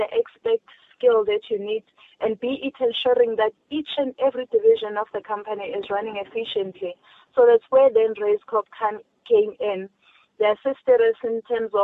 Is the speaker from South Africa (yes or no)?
yes; South Africa; as a South African, as a black child